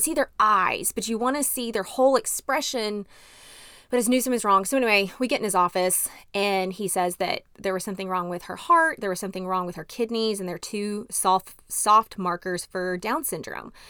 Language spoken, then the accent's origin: English; Dallas, Texas, United States; moved away as an adult; also born or lived in Arkansas / Montgomery, Alabama / Tennessee; I grew up in Dallas, Texas